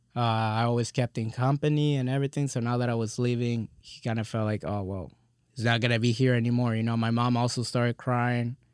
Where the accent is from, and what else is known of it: Texas, United States; also born or lived in California